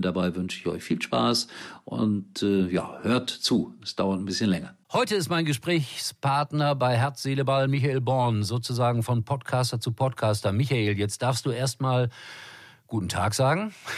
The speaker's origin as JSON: {"language": "German", "town": "Gelsenkirchen", "region": "North Rhine-Westphalia", "country": "Germany", "tie": "born or raised there", "moved": "yes", "said": "ich bin dort zur Welt gekommen. Das ist meine Heimat"}